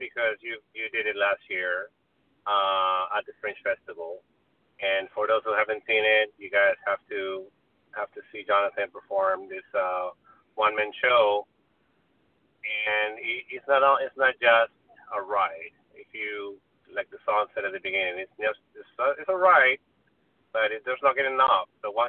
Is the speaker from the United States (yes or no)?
yes; California, United States; now in Hawthorne, United States; I'm from the Valley, so just to get out of the Valley for me is an event.